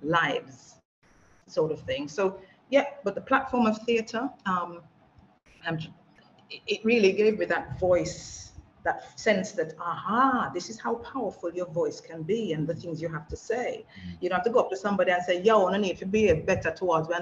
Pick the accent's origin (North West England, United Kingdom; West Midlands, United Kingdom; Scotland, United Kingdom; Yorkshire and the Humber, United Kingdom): West Midlands, United Kingdom; Wolverhampton; moved away as an adult; now in Jamaica; my hometown of Wolverhampton